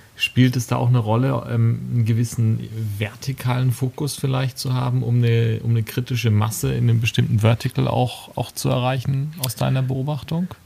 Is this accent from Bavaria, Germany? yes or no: yes; Würzburg, Bavaria, Germany; Als gebürtiger Würzburger